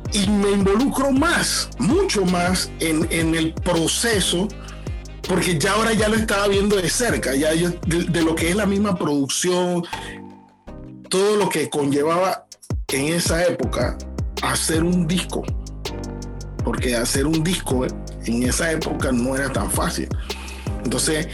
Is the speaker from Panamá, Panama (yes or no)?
yes; Panama City, Panama; Crecí en Betania, en Los Libertadores